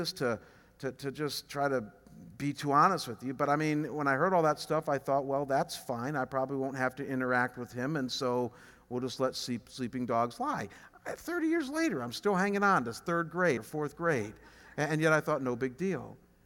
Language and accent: English; Chagrin Falls, Ohio, United States; moved away as an adult; I come from a small town just outside of Cleveland called Chagrin Falls. What blows me away about Chagrin is that it's a town of 5,000 people. Our church is bigger than my hometown.